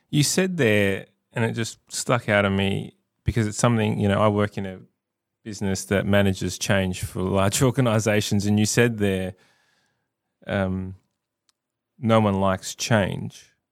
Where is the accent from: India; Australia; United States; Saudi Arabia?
Australia; South Australia; I live here, I love this state, I'm a proud South Australian